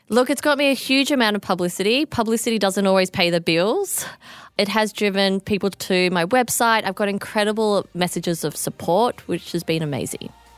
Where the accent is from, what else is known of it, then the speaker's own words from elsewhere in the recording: Australia; I am the Australian designer